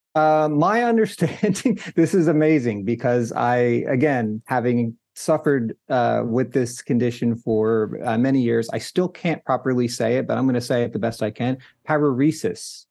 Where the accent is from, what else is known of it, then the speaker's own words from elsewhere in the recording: New Jersey, United States; I grew up in New Jersey